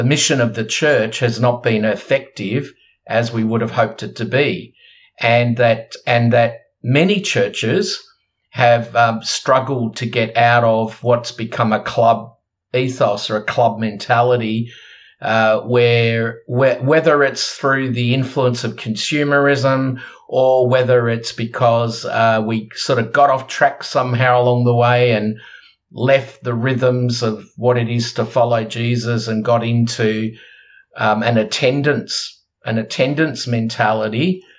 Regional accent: Australia; We're Australian, but we actually are part of a global movement

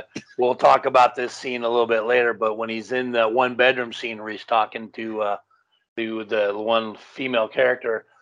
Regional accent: Los Angeles, California, United States; I grew up in Canoga Park

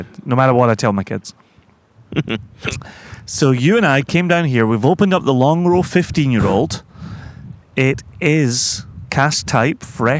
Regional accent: Scotland, United Kingdom; I come from Scotland.

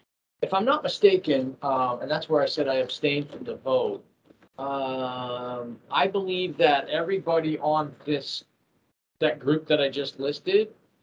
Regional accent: Massachusetts, United States; I actually grew up pretty close to Boston, probably only 6 or 8 miles outside of Boston.

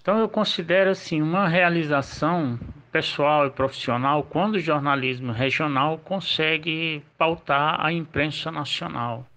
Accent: Colinas do Tocantins, Tocantins, Brazil; now in Palmas, Brazil; sou tocantinense, nascido no sertão de Colinas, uma cidade

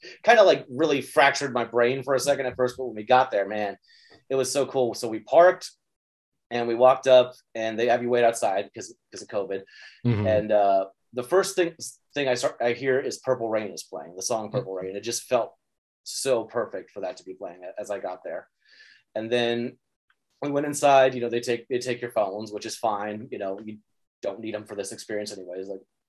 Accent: Midwest, United States; I grew up in the Midwest. Minnesota is not that much different than North Dakota, in like, you know, landscape wise.

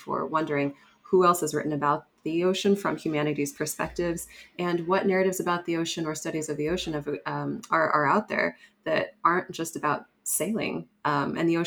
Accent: California, United States; I'm originally from California.

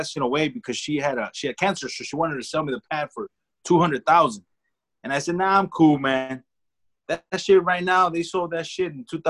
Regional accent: Los Angeles, California, United States; I grew up in the, believe it or not, man, back then, I grew up in the Echo Park area. Back then. You know, when it was fucking hood.

